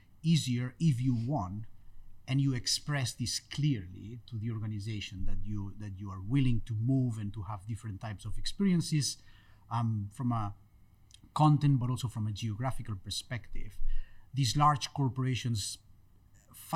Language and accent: English; Spain; moved away as an adult; also born or lived in Barcelona; I finished studying engineering in Barcelona. I'm from Spain.